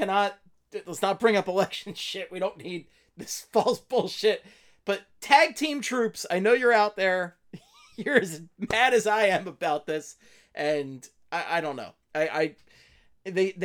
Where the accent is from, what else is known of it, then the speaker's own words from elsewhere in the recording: Philadelphia, Pennsylvania, United States; I was born in Philadelphia and love hockey